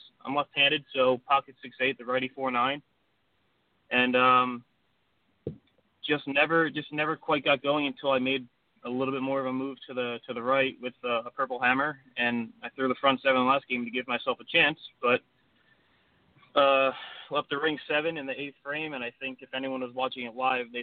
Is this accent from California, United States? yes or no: no; Ocean Township, New Jersey, United States; I grew up in Ocean Township, New Jersey. It's a small little town near the shore, right near Asbury Park.